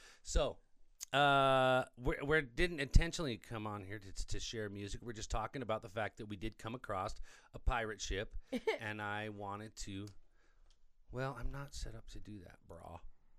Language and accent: English; Colorado, United States; We are from Colorado, okay?